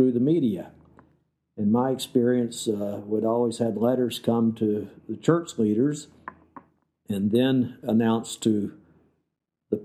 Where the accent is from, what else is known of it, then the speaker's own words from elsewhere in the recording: South Georgia, United States; moved away as an adult; I've come from South Georgia. I was raised in Georgia and grew up there until I went on my mission